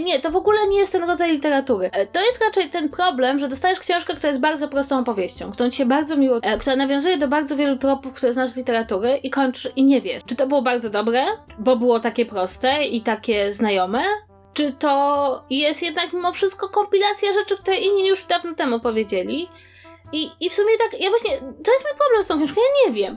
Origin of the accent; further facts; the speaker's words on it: Warsaw, Masovian Voivodeship, Poland; jestem z Warszawy i tu mam rodzinę